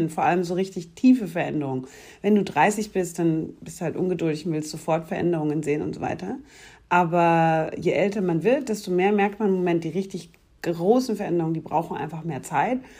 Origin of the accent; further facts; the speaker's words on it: Munich, Bavaria, Germany; born there; Ich bin eine gebürtige Münchnerin, aber keine bayerische Monarchistin.